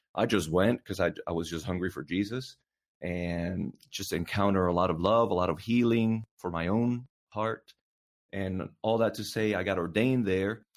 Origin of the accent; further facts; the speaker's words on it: Puerto Rico; now in North Carolina, United States; I was born and raised in Puerto Rico